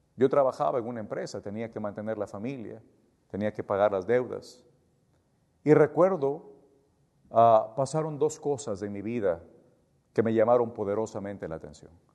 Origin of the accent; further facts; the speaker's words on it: Ecuador; yo soy ecuatoriano